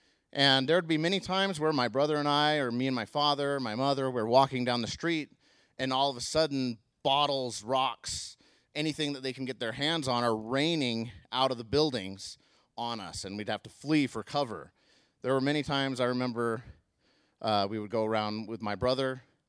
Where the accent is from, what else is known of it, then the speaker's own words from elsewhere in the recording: Mongolia; And while living there, that was not the most pleasant years of my life growing up in Mongolia.